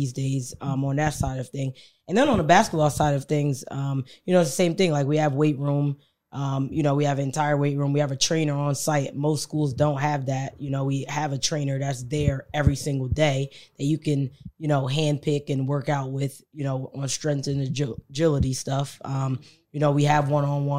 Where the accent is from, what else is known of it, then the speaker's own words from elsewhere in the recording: Trenton, New Jersey, United States; I grew up in Trenton.